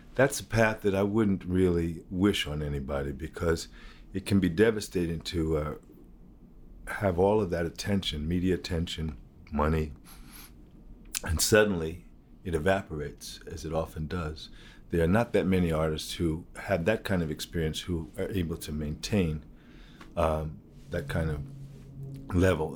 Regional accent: United States; being an American, African-American artist who, who played roots music

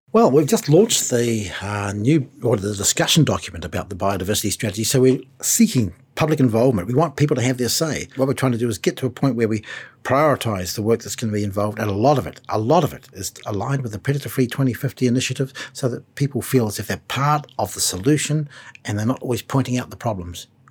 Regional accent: New Zealand; Being a New Zealander

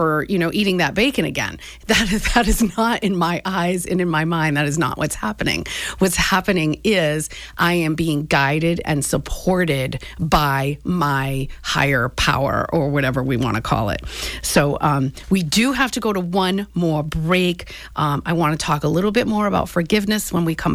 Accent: New England, United States; I grew up in New England.

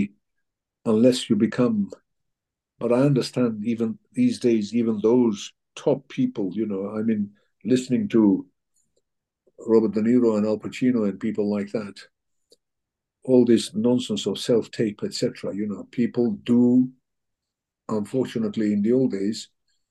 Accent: Turkey; also born or lived in England; now in United Kingdom; I was born in Turkey, so I'm also a Turkish citizen

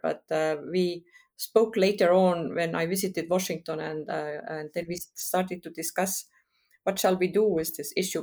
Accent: Estonia; now in Berlin, Germany; I am, um, Estonian, who was born in Estonia, occupied by the Soviet Union in, uh, nineteen seventy-one

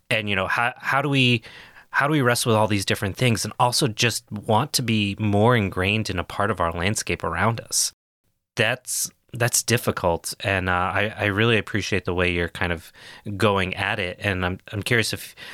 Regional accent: New England, United States; accent: New England; So I'm from New England. My parents have very thick accents

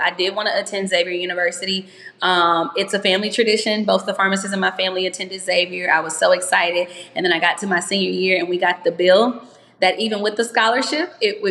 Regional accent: Louisiana, United States; I'm from Louisiana.

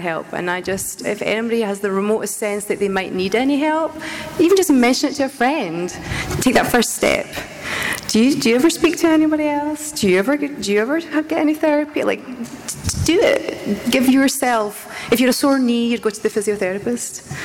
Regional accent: Scotland, United Kingdom; moved away; I'm Scottish and we just get told to get your head down and get on with it.

